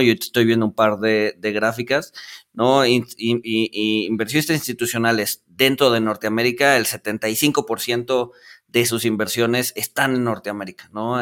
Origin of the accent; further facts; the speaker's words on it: Mexico; como mexicanos